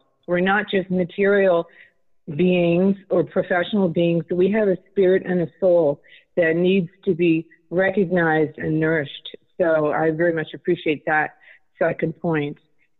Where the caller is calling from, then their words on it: California, United States; I'm calling from California.